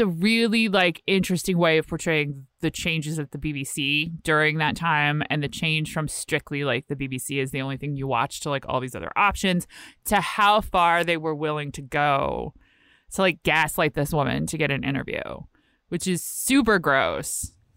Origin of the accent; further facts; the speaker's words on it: Virginia, United States; I'm from Virginia